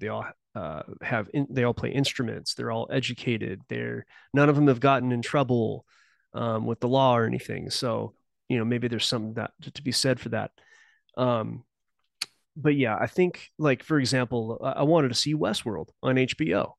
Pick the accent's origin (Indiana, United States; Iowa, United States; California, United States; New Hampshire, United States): California, United States; Southern; moved away; I was born in Southern California. I now live in the mountain region